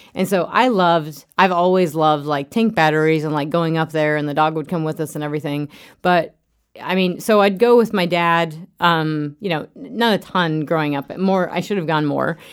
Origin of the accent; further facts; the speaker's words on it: Craig, Colorado, United States; I grew up in Craig, outside of Craig, Colorado